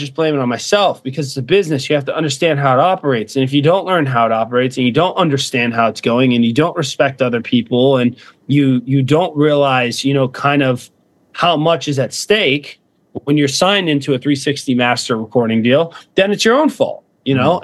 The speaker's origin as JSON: {"language": "English", "town": "Fort Myers", "region": "Florida", "country": "United States", "tie": "born or raised there", "moved": "as an adult", "said": "I came from Fort Myers, Florida, and my family wasn't broke or anything"}